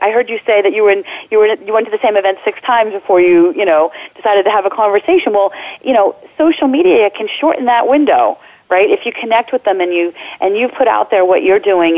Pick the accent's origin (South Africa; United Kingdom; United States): United States; New Jersey; I am a Jersey girl, born and bred in New Jersey